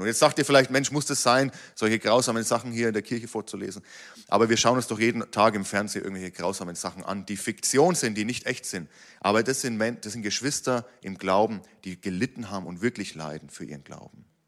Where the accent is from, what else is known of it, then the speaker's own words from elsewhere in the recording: Germany; als Deutsche